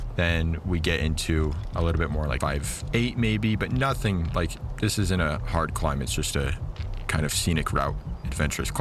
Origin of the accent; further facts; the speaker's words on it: Utah, United States; I'm originally from Utah